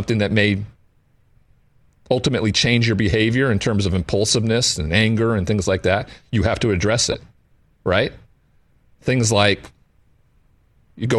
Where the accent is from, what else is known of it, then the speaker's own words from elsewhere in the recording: Montana, United States; I grew up in Montana in a cowboy culture where there wasn't anybody that showed vulnerability.